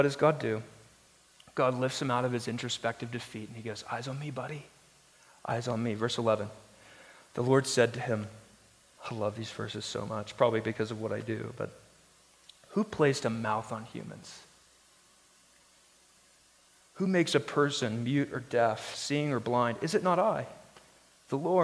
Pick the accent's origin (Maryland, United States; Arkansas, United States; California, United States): Arkansas, United States; now in Denver, United States; I'm from Arkansas